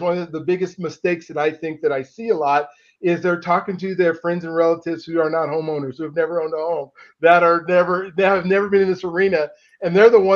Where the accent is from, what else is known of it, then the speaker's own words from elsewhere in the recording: Colorado, United States; also born or lived in California; I grew up here